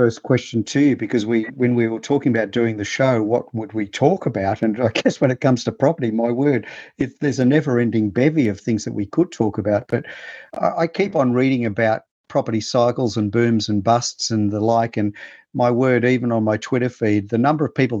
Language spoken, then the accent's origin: English; Sydney, New South Wales, Australia; I come from Sydney, you're a Queenslander, but here in Sydney